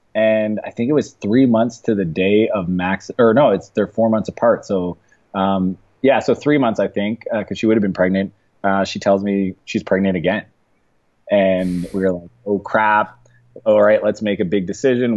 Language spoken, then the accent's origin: English; East Coast, Canada; moved away as an adult; now in San Francisco, United States; I grew up in Canada, so Canadian.